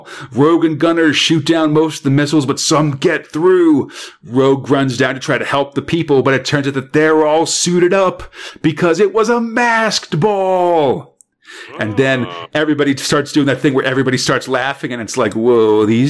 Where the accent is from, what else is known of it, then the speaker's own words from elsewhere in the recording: England, United Kingdom; We're English guys speaking in French accents, so it sounds a little different.